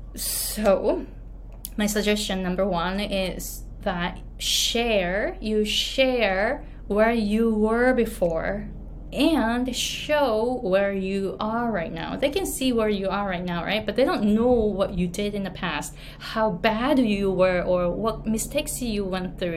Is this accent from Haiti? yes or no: no; Japan; accent: Japanese; English is a second language; moved away as an adult; now in Hawaii, United States; I came to the US when I was 23 from Japan and I didn't speak English at all